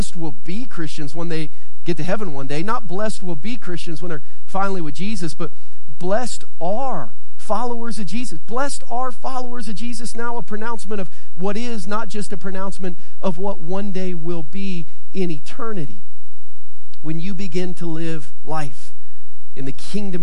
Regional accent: Southern Ohio, United States; the one that I grew up in Southern Ohio.

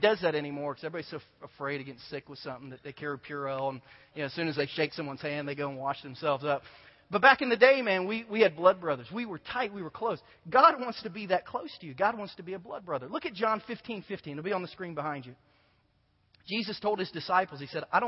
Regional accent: Southern Ohio, United States; I grew up in Southern Ohio when Pete Rose was still a great baseball player for the Reds

